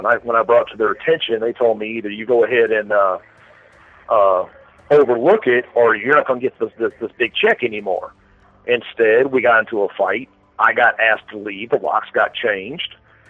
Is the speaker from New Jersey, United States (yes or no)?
no; Royston, Georgia, United States; also born or lived in Florida, United States / Atlanta, United States; Yeah, I was born in Florida. Then my parents separated. We went to Georgia immediately. Lived there in Royston, Hartwell. First it was Atlanta, then it was Snailville, which is the worst name ever. then we ended up going to Royston, Hartwell with my grandparents.